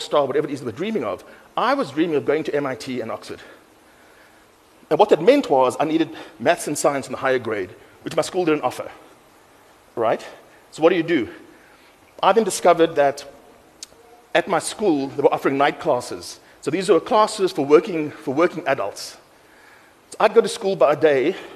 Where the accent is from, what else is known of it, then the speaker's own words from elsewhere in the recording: Cape Town, Western Cape, South Africa; I grew up in Mitchell's Plain